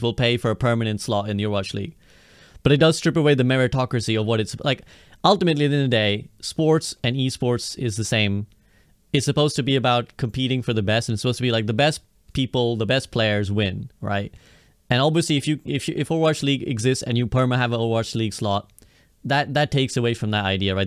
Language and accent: English; United Kingdom; I'm a Brit